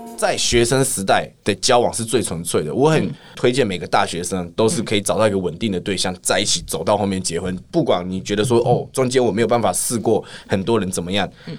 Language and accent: Chinese; Taiwan; accent: Taiwanese; 我的台湾腔出现